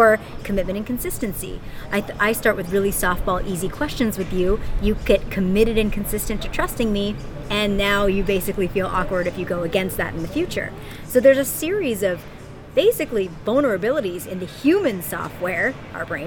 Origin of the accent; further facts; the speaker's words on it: Pittsburgh, Pennsylvania, United States; accent: Valley girl; now in San Francisco, United States; So I'm from San Francisco right now, originally from Pittsburgh, Pennsylvania